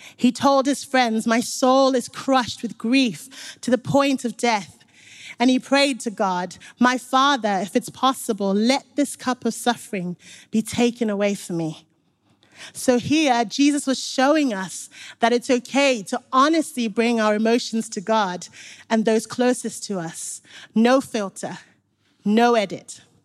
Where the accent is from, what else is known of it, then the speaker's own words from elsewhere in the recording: Zimbabwe; now in Nottingham, United Kingdom; I grew up in Zimbabwe. So when I moved to Nottingham